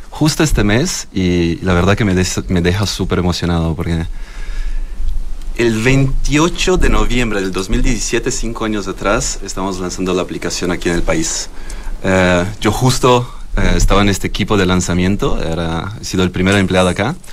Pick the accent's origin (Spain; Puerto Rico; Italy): Italy; Florence, Tuscany; moved away; Yo soy de, de la zona del vino, Toscana.